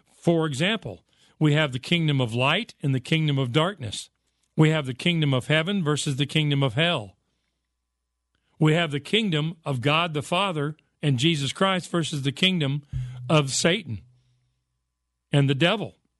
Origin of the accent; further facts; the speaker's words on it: United States; I was raised in America